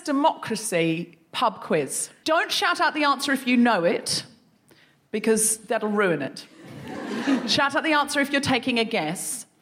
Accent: Australia; I'm Australian

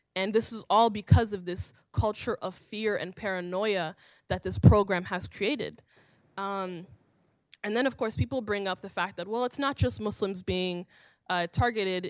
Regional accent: Minneapolis, Minnesota, United States; I am from Minneapolis, and I am from the Somali community in Minneapolis.

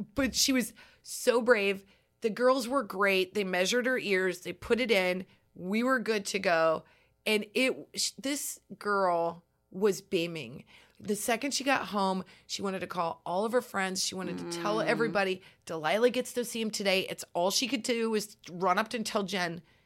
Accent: Nebraska, United States; growing up in Nebraska

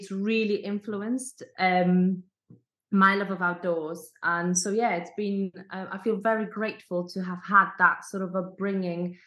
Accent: Poland; moved away; also born or lived in Scotland; growing up in a village, I come from Poland

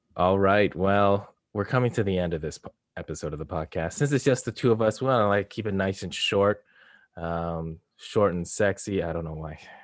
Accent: Canada; I'm Canadian

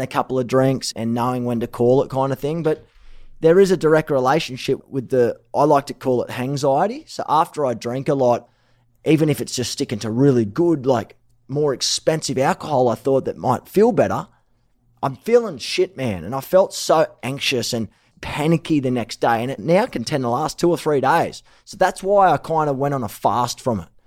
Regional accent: Australia; moved away as an adult; now in Los Angeles, United States; I'm Aussie

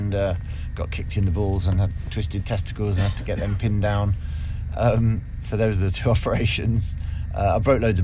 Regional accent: Kettering, East Midlands, United Kingdom; I was born in Kettering, which is a small town in Northamptonshire, you know, and it was rough when I was growing up.

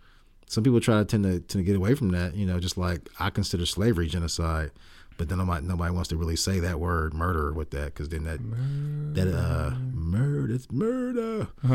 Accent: Columbus, Ohio, United States; moved away as an adult; now in Texas, United States; I'm from Columbus, Ohio, which is named after Christopher Columbus. I went to Columbus State for a little while

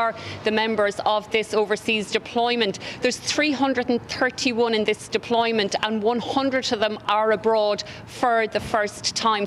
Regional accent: Ireland; when they hear that you are Irish

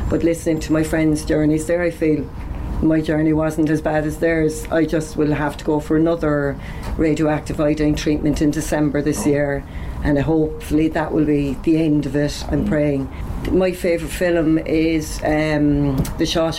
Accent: Cork, Munster, Ireland; now in Carrigaline, Ireland; I'm originally from the north side, so I'll always be an Ori

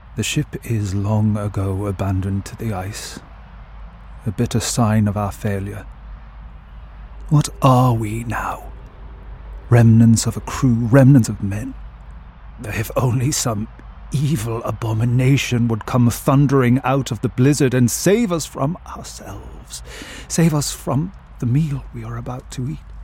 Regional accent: Ireland; growing up in the Irish countryside

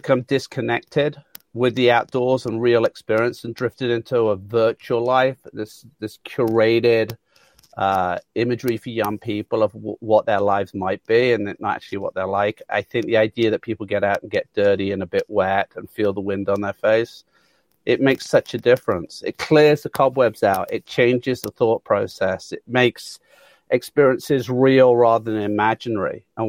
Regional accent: Handsworth, West Midlands, United Kingdom; I'm a very proud Brummie. I was born in Handsworth.

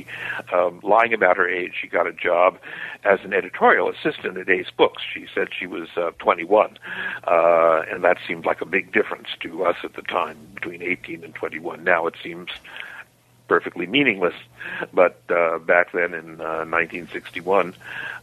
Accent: New York City, New York, United States; I was born in Harlem, which is the black ghetto of New York City, in Harlem Hospital on 138th Street and Lenox Avenue, and my father ran a funeral home

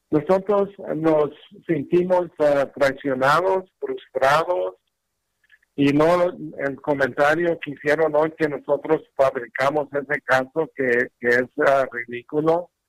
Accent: Mexico; now in United States; y yo soy mexicano

